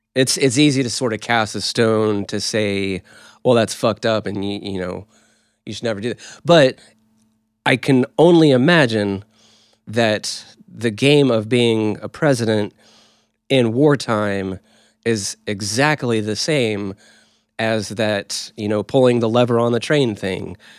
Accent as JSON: {"language": "English", "region": "Oklahoma", "country": "United States", "said": "we're from Oklahoma."}